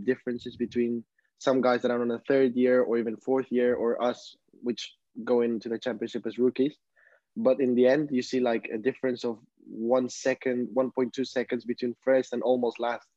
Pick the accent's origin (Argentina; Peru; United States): Peru; now in Barcelona, Spain; I come from Peru. I'm currently living in Barcelona